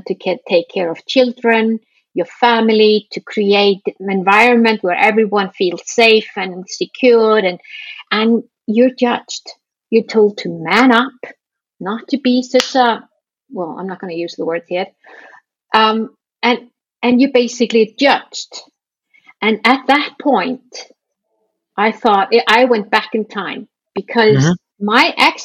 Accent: Iceland; I come from Iceland

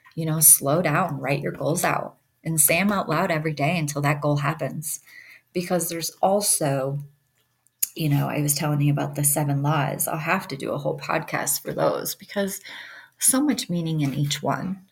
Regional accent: Michigan, United States; also born or lived in Detroit; now in Yellowstone, United States; I'm from Michigan

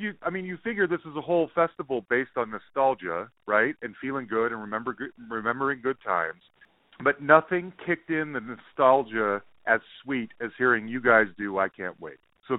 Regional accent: Salt Lake City, Utah, United States; moved away; I'm originally from Salt Lake City.

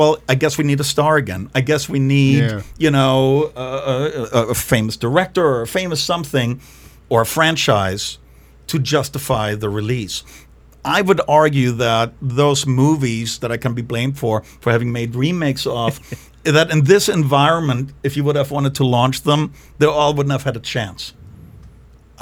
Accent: Germany; moved away; growing up in Germany

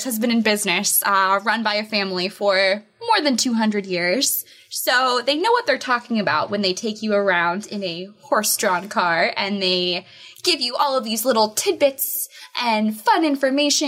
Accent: Ohio, United States; I'm from Ohio. I'm not too far from what we call Amish country

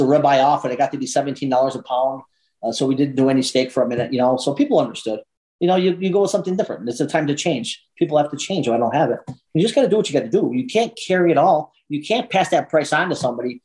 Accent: New York, United States; moved away as an adult; now in Deming, United States; I come from New York. There's a lot of loyalty there. There's a lot of loyalty. I mean, I still go to the same pizza place I grew up with.

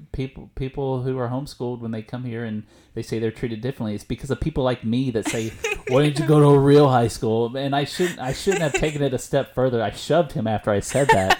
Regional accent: East Texas, United States; moved away; I went to a very rural East Texas high school

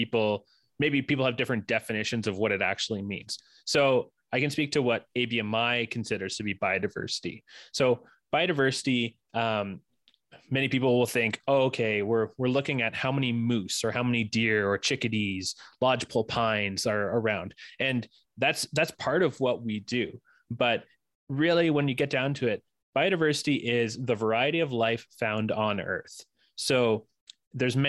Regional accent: Ontario, Canada; now in Alberta, Canada; I'm originally from Ontario

